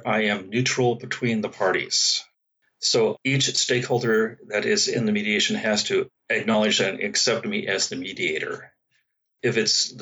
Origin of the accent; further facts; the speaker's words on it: San Francisco Bay Area, California, United States; I'm from the San Francisco Bay Area